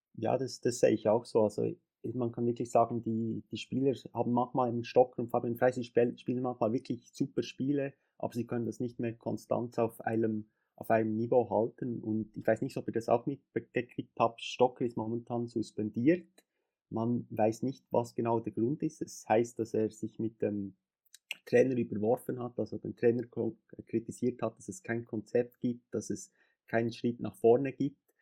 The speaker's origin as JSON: {"language": "German", "country": "Switzerland", "said": "ich komme aus der Schweiz"}